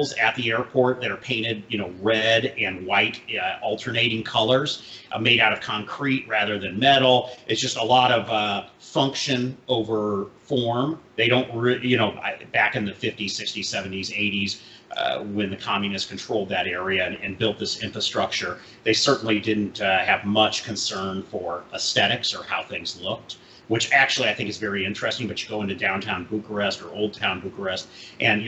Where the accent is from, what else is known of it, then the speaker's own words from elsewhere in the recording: St. Louis, Missouri, United States; I grew up in St. Louis, Missouri